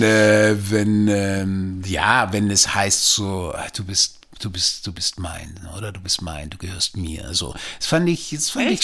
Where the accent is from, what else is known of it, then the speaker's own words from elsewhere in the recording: Switzerland; now in Germany; ich bin ja in der Schweiz aufgewachsen